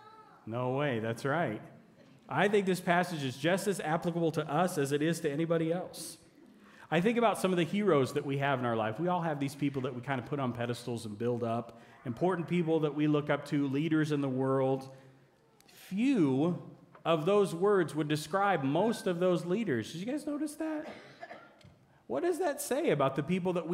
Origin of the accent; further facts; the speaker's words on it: United States; as an American citizen